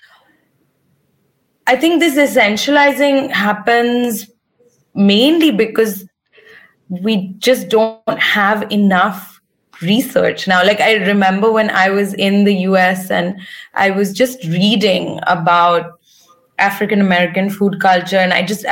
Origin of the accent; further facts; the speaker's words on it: Maharashtra, India; I'm from Maharashtra and my family's Buddhist